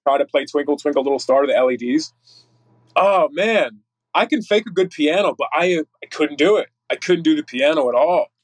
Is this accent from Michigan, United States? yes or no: no; Northeast Pennsylvania, United States; now in Texas, United States; originally from NEPA, Northeast Pennsylvania.